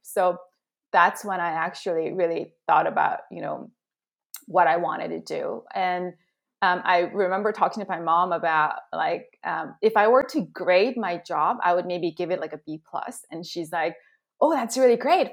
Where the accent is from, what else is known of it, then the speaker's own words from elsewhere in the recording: Southern California, United States; also born or lived in South Korea; came back to Southern California in seventh grade